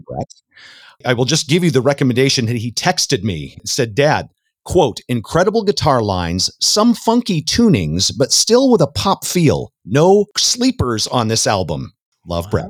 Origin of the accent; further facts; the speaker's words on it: Southern California, United States; I was down there in Southern California